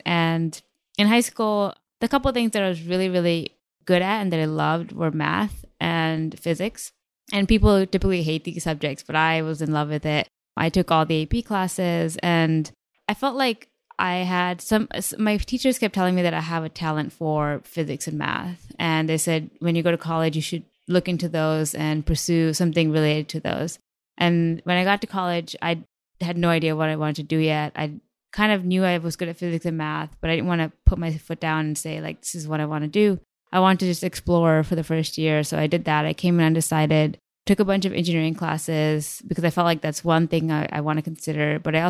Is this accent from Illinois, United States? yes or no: no; New Jersey, United States; also born or lived in Connecticut / Chicago / India; I was born in Connecticut, moved to Chicago, and then I lived in India for 4 years, moved to New Jersey.